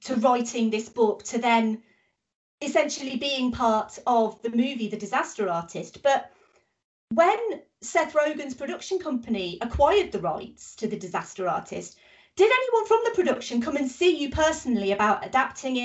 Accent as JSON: {"language": "English", "country": "United Kingdom", "said": "I'm British."}